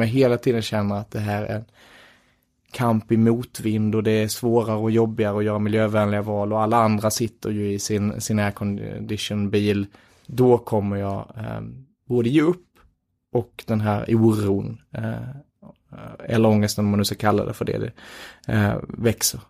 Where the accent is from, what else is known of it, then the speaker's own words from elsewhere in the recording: Göinge, Skåne, Sweden; moved away as an adult; now in Stockholm, Sweden; jag är från Göinge